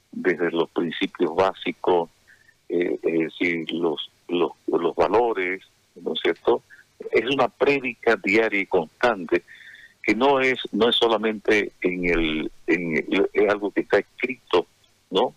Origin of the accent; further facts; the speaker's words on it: Santa Cruz, Bolivia; a mi Santa Cruz, a mi patria, a mi Bolivia